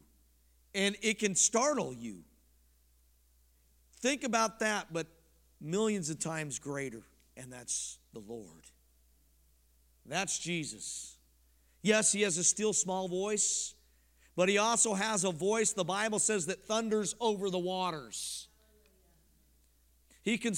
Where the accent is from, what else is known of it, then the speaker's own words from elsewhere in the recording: Colorado, United States; moved away; I'm from Colorado